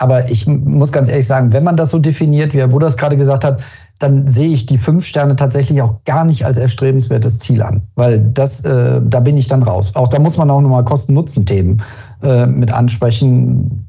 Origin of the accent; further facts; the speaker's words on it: Germany; wir sind als Deutsche